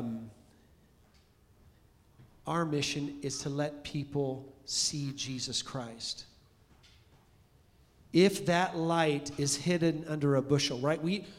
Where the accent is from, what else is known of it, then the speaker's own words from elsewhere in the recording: California, United States; We're from California